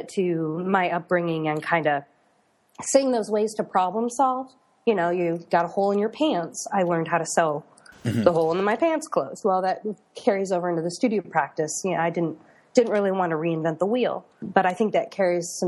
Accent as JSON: {"language": "English", "town": "Detroit", "region": "Michigan", "country": "United States", "tie": "born or raised there", "also_born_or_lived": "Carbondale, Illinois", "moved": "as an adult", "said": "I was born and raised in the Detroit suburbs"}